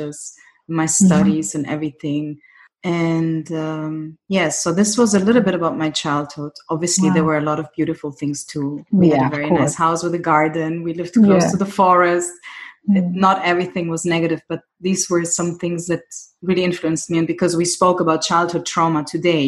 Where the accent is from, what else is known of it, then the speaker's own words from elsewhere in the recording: Germany; also born or lived in Greece; I grew up in Germany